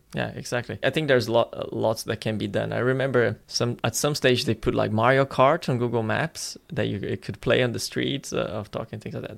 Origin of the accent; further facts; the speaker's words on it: Florianópolis, Santa Catarina, Brazil; moved away; my hometown, Florianopolis in Brazil